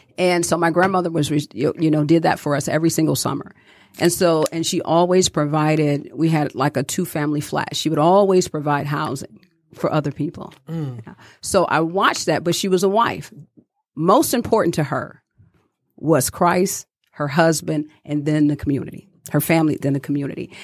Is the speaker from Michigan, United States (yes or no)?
yes; Detroit, Michigan, United States; growing up in Detroit, I watched my grandmother